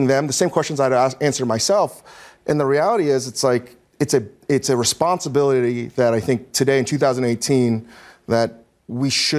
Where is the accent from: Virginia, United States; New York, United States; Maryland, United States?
Virginia, United States; Northern; growing up in Northern Virginia